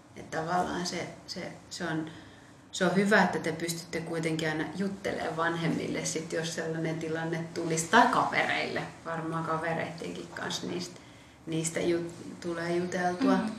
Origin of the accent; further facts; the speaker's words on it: Lappeenranta, South Karelia, Finland; also born or lived in Ethiopia; silloin kun mä olin nuorempi, niin mä asuin esimerkiksi Lappeenrannassa, niin Lappeenrannasta saatoin sitten mun sanoa, että aah, mistä mä oon, no mä oon Lappeenrannasta.